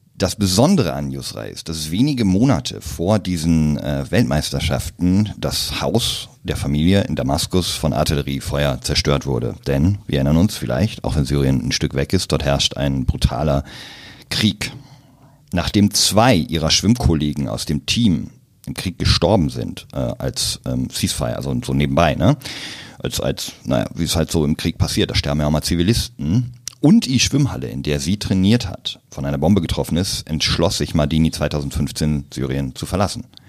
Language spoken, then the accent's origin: German; Münsterland, North Rhine-Westphalia, Germany; also born or lived in Berlin; geboren in Berlin, aufgewachsen im wunderschönen Münsterland, in einem kleinen Ort, dort zur Schule gegangen